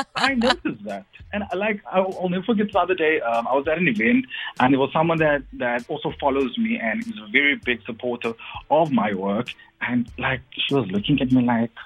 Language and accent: English; Cape Town, Western Cape, South Africa; I'm from Mitchell's Plain. I always represent my hood